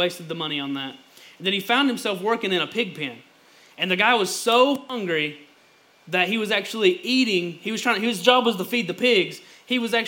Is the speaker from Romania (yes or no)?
no; Lower Johns Creek, Eastern Kentucky, United States; I'm originally from Lower Johns Creek